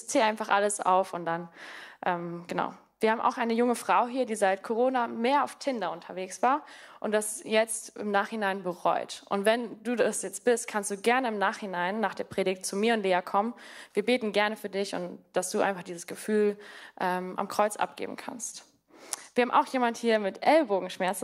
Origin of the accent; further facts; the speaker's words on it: Namibia; moved away as an adult; also born or lived in Mannheim; now in Germany; Also ich komme, wie gesagt, aus Namibia, aber ich bin dort auch auf einer Farm groß geworden.